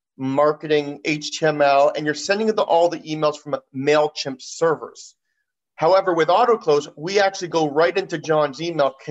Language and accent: English; Toronto, Ontario, Canada; we're both from Toronto